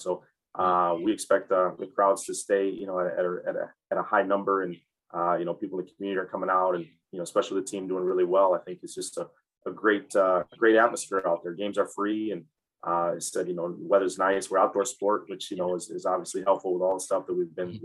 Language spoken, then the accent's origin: English; Ann Arbor, Michigan, United States; moved away; I grew up in Ann Arbor, Michigan